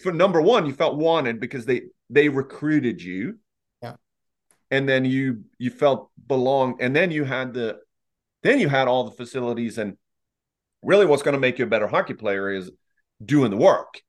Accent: Lexington, United States; I was part of organization growing up in Lexington

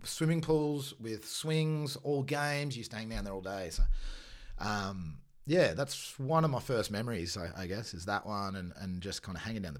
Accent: Bayonne, Nouvelle-Aquitaine, France; born there; Yeah, so I was born in Bayonne, which is part of the Basque country.

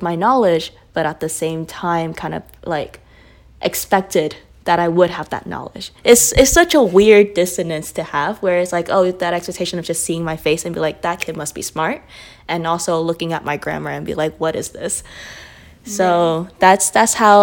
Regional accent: Tacoma, Washington, United States; also born or lived in Vietnam; I immigrated from Vietnam when I was 7. I grew up in Tacoma, Washington

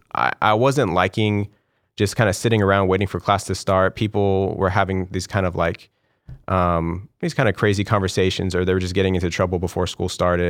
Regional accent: Corpus Christi, Texas, United States; now in Houston, United States; I left when I was about five years old. and we moved to, um, Corpus Christi

